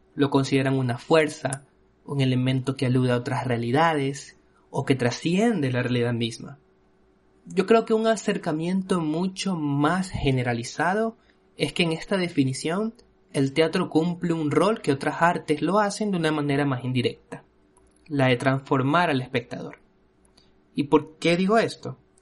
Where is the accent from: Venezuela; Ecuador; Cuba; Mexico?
Ecuador; en mi país, en Ecuador